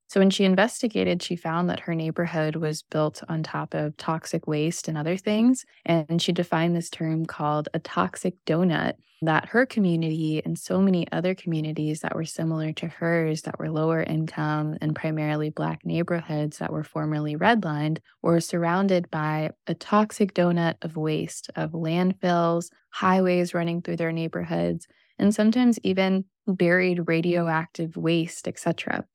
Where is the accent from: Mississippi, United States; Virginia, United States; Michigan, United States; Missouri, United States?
Missouri, United States; coming from the Midwest, I grew up in Missouri